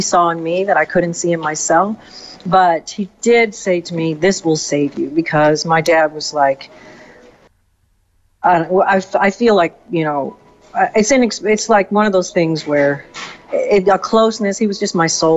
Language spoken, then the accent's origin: English; Louisiana, United States; also born or lived in California; now in New York City, United States; I was born and raised in Louisiana. My mom is from Louisiana. And then we moved to California. And then I moved to New York